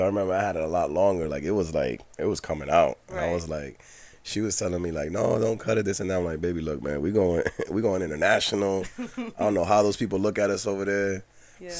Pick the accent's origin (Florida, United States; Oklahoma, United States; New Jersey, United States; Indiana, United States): New Jersey, United States; also born or lived in Puerto Rico; I'm born and raised in Jersey, Northeast.